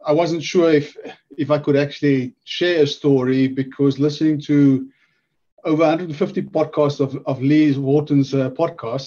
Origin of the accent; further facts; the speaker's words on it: South Africa; moved away as an adult; now in Wales, United Kingdom; born and bred in South Africa